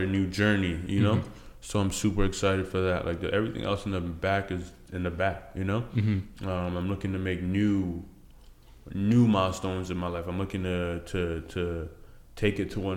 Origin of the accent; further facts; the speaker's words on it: Burlington, Ontario, Canada; also born or lived in Benue State, Nigeria; I was born in Nigeria, Lafayette. Benue State, moved to Canada when I was 6 years old, grew up in Burlington.